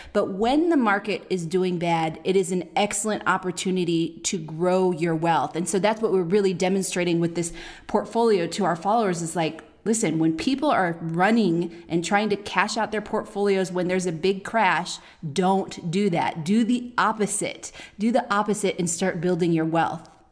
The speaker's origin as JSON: {"language": "English", "town": "Oakland", "region": "California", "country": "United States", "moved": "yes", "said": "We're from the, we're from Oakland"}